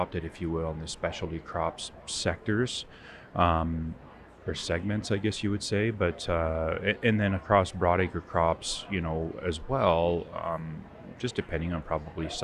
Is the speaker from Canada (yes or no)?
yes; Southwestern Ontario, Canada; I'm from Southwestern Ontario, but been exposed across agriculture, if you will, in Canada